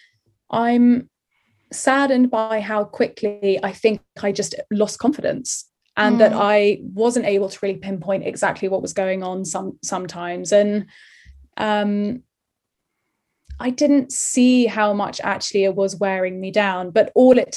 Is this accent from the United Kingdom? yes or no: yes; London, United Kingdom; the circle of people that I kind of grew up with in Ealing